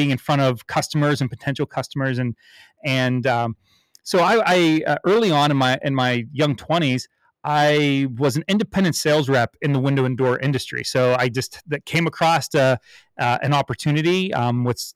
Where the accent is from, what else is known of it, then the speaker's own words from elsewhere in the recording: Pittsburgh, Pennsylvania, United States; I'm a born and raised in Pittsburgh